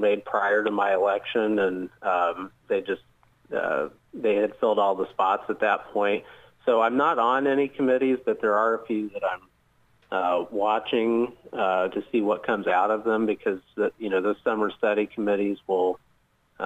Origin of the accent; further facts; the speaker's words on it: Muncie, Indiana, United States; moved away as an adult; now in Southeast Indiana, United States; originally from Muncie, Indiana. It's where I grew up and was raised